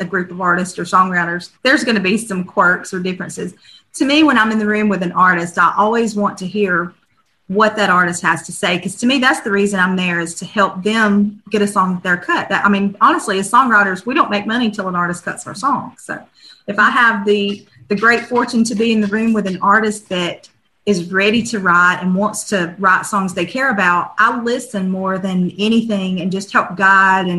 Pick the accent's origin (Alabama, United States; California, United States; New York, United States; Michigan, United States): Alabama, United States; Northeast; growing up in Northeast Alabama